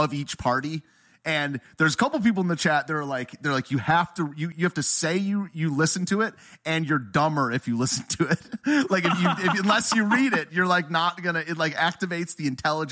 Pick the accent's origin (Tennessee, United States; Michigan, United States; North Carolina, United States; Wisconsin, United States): Michigan, United States; Oakland County; also born or lived in East Lansing, Michigan; That's where I'm from. I'm from Oakland County.